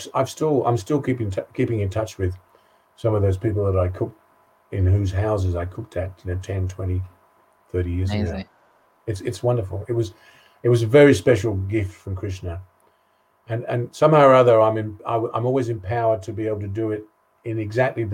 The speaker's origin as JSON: {"language": "English", "town": "Sydney", "region": "New South Wales", "country": "Australia", "tie": "born or raised there", "also_born_or_lived": "Essex, England / Western Australia", "moved": "as an adult", "lives_now": "Ireland", "said": "I grew up in Sydney"}